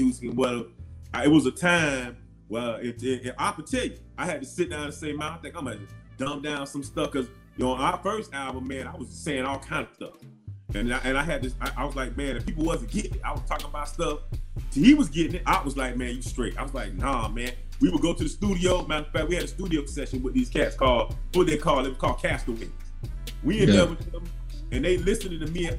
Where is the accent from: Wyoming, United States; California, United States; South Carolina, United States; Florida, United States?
Florida, United States; I'm from Florida